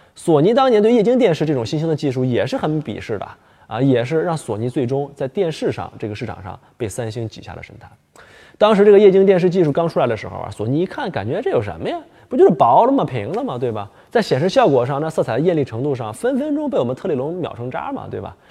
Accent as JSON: {"language": "Chinese", "region": "Northeast China", "country": "China", "tie": "born or raised there", "said": "我们东北老家呢，冬天特别冷，土豆、萝卜、白菜老三样儿"}